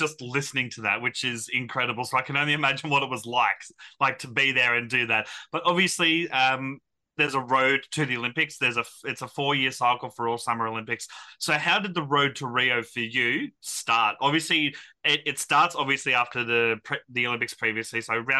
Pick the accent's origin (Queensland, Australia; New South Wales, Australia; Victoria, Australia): Queensland, Australia; Brisbane; I was born in Brisbane.